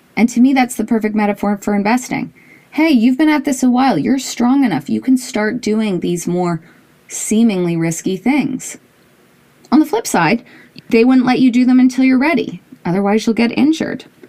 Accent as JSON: {"language": "English", "town": "Toronto", "region": "Ontario", "country": "Canada", "tie": "born or raised there", "said": "I grew up in Toronto"}